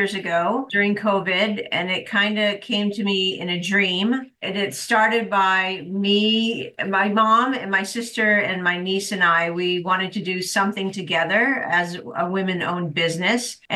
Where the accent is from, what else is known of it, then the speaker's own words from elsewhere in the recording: New England, United States; We grew up in New England